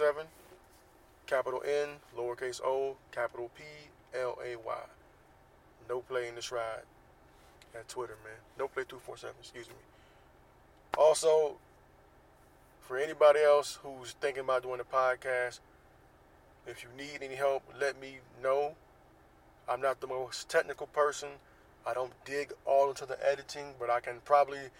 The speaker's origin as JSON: {"language": "English", "town": "Jacksonville", "region": "Florida", "country": "United States", "tie": "born or raised there", "moved": "yes", "lives_now": "Southern California, United States", "said": "based in Jacksonville, Florida, my hometown."}